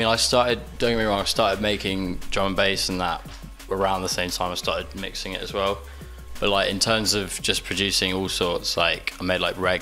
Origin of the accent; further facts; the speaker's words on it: Exeter, South West England, United Kingdom; I'm 23. I'm from Exeter.